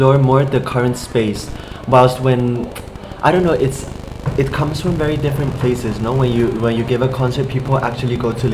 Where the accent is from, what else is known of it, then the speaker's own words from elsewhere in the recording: Spain; English is a second language; also born or lived in Taiwan; being a QPOC artist growing up in Spain